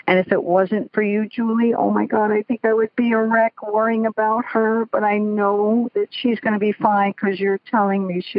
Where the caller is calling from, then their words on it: Bethel, Connecticut, United States; I am calling from Bethel, Connecticut.